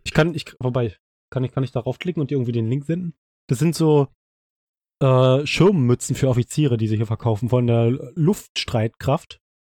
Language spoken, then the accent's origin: German; East Germany, Germany; wir sind ja beide aus dem Osten äh, aus Ostdeutschland